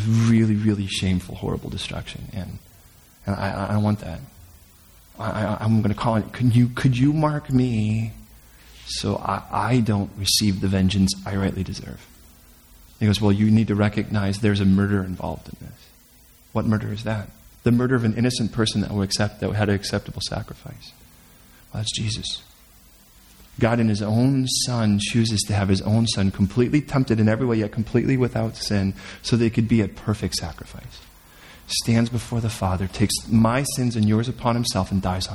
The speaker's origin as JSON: {"language": "English", "town": "Chicago", "region": "Illinois", "country": "United States", "said": "I'm from Chicago"}